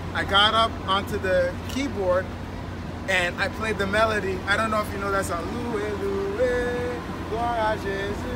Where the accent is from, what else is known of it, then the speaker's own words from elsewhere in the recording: Haiti; moved away; I come from an immigrant background. I'm originally from Haiti